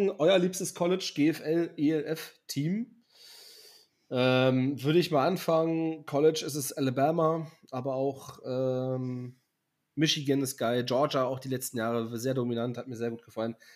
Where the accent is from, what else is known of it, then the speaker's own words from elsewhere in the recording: Berlin, Germany; ich sage natürlich Berliner und, äh, und, und Bulette natürlich als Berliner.